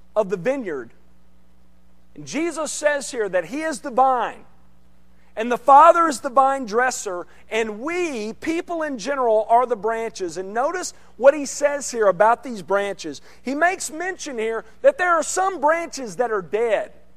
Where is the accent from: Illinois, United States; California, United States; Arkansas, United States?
Arkansas, United States; central; moved away; I grew up in, in Arkansas, central part of the state, in central Arkansas